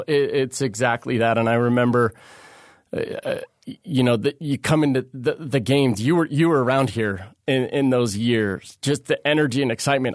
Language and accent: English; Santa Barbara, California, United States; born or raised there